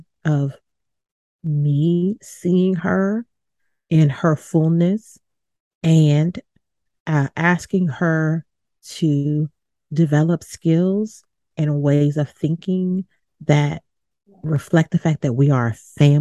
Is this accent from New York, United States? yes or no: no; Baton Rouge, Louisiana, United States; moved away; I'm originally from Baton Rouge, Louisiana, so I always refer back to that as home.